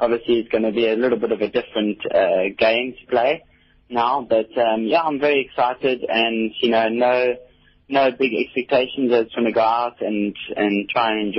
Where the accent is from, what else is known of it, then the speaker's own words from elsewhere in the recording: Port Elizabeth, Eastern Cape, South Africa; I'm from Port Elizabeth